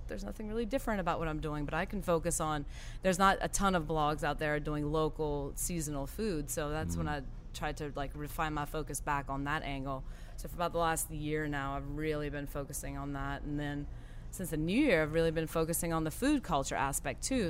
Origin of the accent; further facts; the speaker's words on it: Golden Meadow, Louisiana, United States; also born or lived in Thibodaux, Louisiana; I am originally from a small town called Golden Meadow. It's in Lafourche Parish